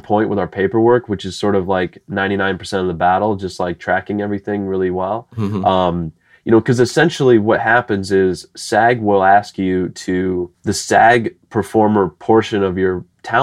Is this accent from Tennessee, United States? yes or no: no; Bettendorf, Iowa, United States; also born or lived in Chicago / Los Angeles; now in St. Louis, United States; I grew up in Bettendorf, Iowa. It's a part of the Quad Cities.